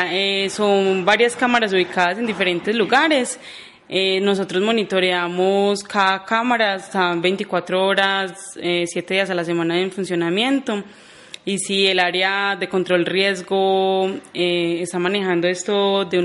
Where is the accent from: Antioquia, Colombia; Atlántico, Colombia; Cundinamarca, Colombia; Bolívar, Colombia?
Antioquia, Colombia; Jericó; Claro que sí, yo soy de Jericó, 25 eh, años ya acá en Jericó.